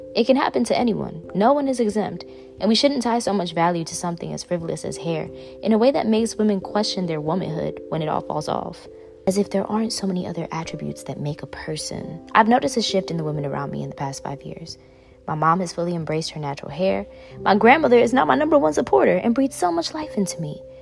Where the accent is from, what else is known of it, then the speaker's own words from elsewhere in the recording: New York City, New York, United States; I grew up in Bushwick